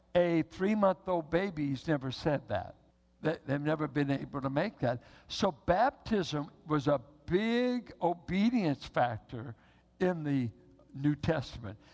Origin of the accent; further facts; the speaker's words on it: Richmond, United States; now in Bay Area, United States; I grew up in Richmond where it was white and black. Grew up with southern whites and southern blacks in Richmond from the World War II war years.